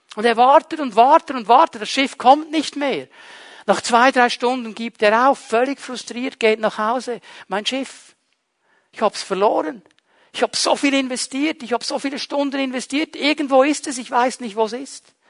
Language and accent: German; Switzerland; born or raised there